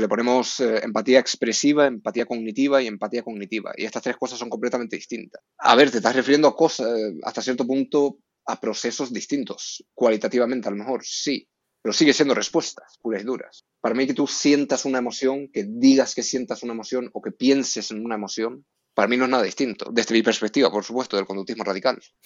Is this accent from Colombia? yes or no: no; Canary Islands, Spain; moved away as an adult; also born or lived in Norway; now in Madrid, Spain; soy noruego, pero criado en Canarias. Me mudé a Canarias cuando era pequeño